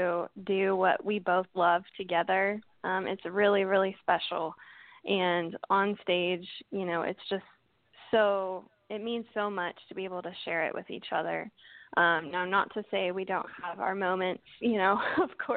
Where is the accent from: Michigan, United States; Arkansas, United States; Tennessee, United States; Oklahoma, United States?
Oklahoma, United States; Norman; moved away as an adult; now in Los Angeles, United States; I grew up in Norman, Oklahoma